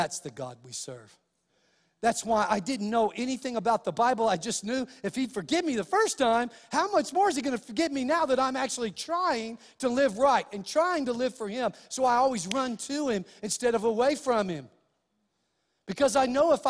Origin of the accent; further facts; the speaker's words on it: Clovis, United States; The church I went to in Clovis